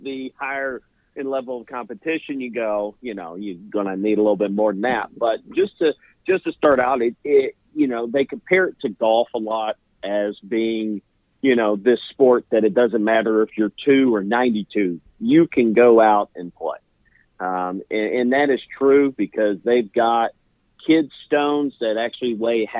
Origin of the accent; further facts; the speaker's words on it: Middle Tennessee, United States; grew up in the greater Middle Tennessee area.